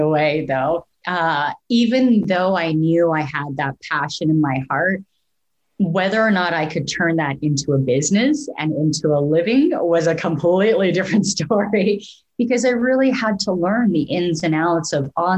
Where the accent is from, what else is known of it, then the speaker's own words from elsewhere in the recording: Canada; moved away as an adult; also born or lived in Vancouver; now in Portland, United States; as a Canadian